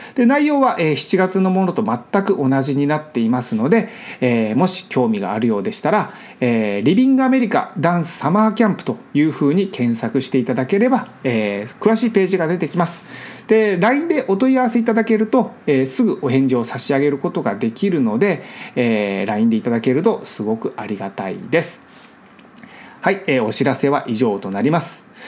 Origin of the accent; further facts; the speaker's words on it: Miyakonojo, Miyazaki, Japan; moved away as an adult; now in Los Angeles, United States; その住んでいた日本の場所が僕の地元なんですね本当に実家に住んでいたんです